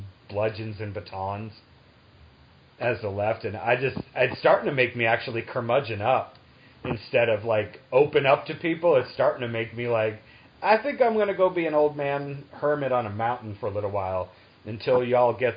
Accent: New England, United States; moved away; also born or lived in the South; I grew up in New England and, you know, moved to the South

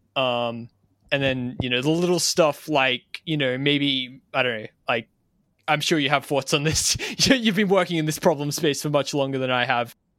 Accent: Australia; as an Australian

